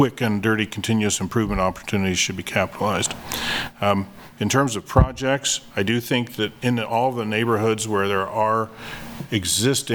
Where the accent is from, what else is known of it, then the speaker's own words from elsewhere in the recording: Kansas City, Kansas, United States; my hometown of Kansas City, Kansas